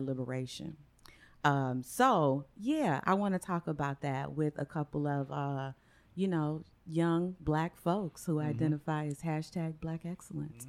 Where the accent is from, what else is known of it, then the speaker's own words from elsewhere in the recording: Cleveland, Ohio, United States; I'm from Cleveland too